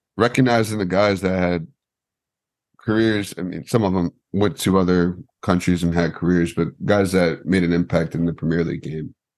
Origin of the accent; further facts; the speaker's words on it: United States; I'm American